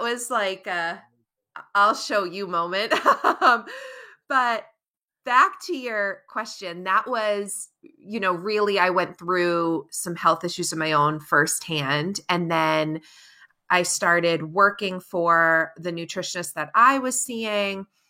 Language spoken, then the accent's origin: English; Cape Cod, Massachusetts, United States; I'm born and raised on Cape Cod down in Massachusetts